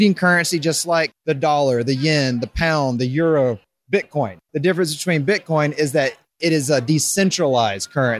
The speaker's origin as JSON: {"language": "English", "town": "Raleigh", "region": "North Carolina", "country": "United States", "tie": "born or raised there", "moved": "as an adult", "lives_now": "Denver, United States", "said": "I grew up on the East Coast my whole life. Raleigh, North Carolina is where I call home"}